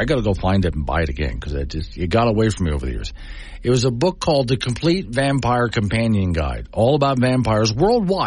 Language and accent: English; Sanibel, Florida, United States; now in Wyoming, United States; my hometown of Sanibel Island